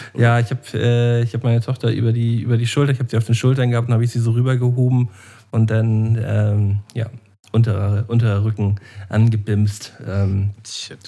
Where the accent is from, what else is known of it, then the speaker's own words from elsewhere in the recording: Germany; als echter Deutscher